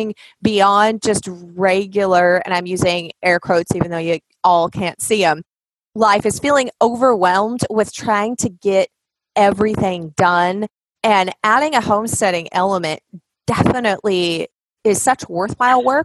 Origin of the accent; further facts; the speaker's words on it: Washington, United States; accent: Southern; my dad is from North Carolina. My family all hails from there, but I was born and raised in Washington State